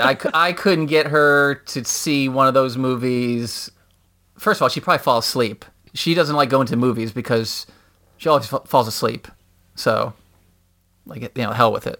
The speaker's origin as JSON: {"language": "English", "town": "Schaumburg", "region": "Illinois", "country": "United States", "tie": "born or raised there", "also_born_or_lived": "Chicago / Charlotte", "said": "That's where I'm from"}